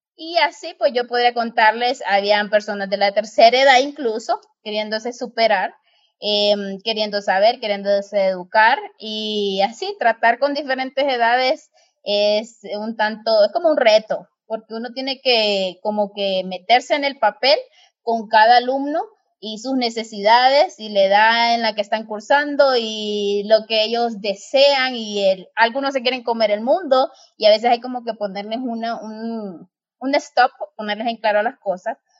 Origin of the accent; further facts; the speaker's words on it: Honduras; mi soy hondureña. A nosotros nos dicen catrachas